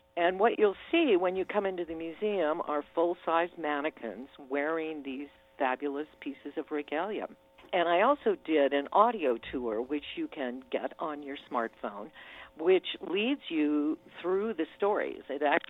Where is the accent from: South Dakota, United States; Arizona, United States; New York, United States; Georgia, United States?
South Dakota, United States; Cheyenne River Sioux Reservation; Yeah, I grew up on Cheyenne River Sioux Reservation in South Dakota